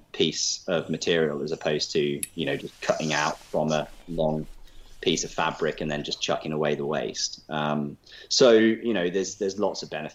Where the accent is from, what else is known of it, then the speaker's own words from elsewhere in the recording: Leicester, East Midlands, United Kingdom; I'm from Leicester.